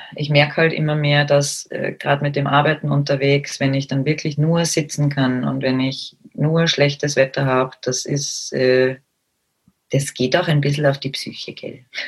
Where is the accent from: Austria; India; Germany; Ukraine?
Austria; bei uns in Österreich